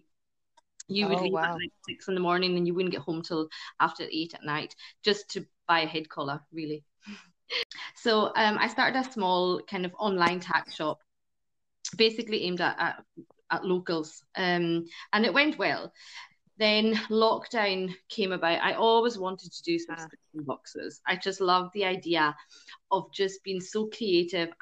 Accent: Western Isles of Scotland, United Kingdom; I'm 37 from the Western Isles of Scotland. I live on quite a small island

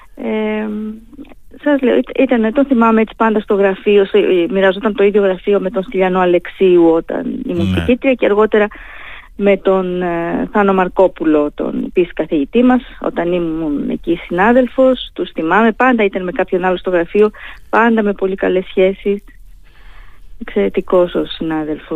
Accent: Heraklion, Crete, Greece; now in Thessaloniki, Greece; συνδέομαι έτσι με το Ηράκλειο την πατρίδα μου

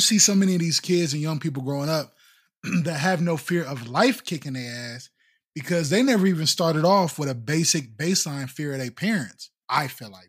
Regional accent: East Haven, Connecticut, United States; I grew up in East Haven

